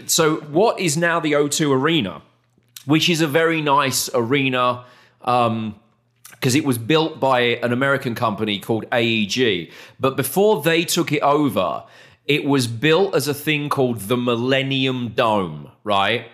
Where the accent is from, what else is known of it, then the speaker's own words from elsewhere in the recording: United Kingdom; moved away as an adult; also born or lived in Arizona; now in Texas, United States; we're British